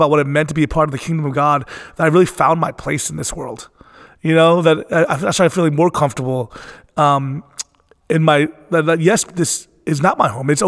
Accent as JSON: {"language": "English", "town": "Philadelphia", "region": "Pennsylvania", "country": "United States", "tie": "born there", "said": "I was born in Philadelphia, Pennsylvania, and growing up, um, it was interesting because I was I always never felt at home and comfortable in my own skin."}